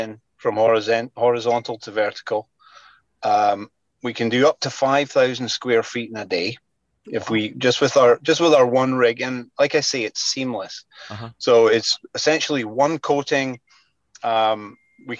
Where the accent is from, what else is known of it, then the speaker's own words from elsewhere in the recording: Scotland, United Kingdom; now in British Columbia, Canada; I'm originally from Scotland